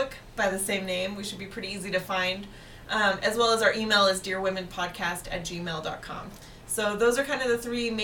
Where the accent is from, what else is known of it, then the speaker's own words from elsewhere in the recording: Pacific Northwest, United States; we are from the Pacific Northwest